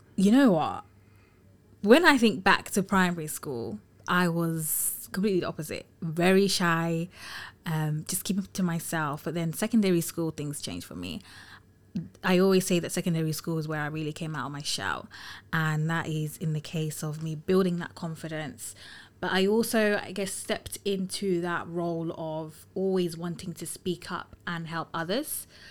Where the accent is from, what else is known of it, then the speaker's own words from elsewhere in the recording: London, United Kingdom; also born or lived in Tottenham / Finsbury Park; I'm a London girl through and through, born and raised in London